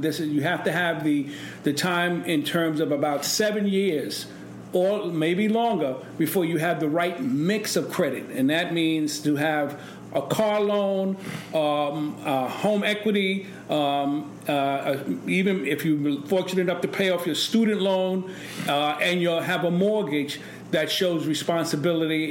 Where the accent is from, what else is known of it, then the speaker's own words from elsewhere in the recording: New York City, New York, United States; I grew up in East New York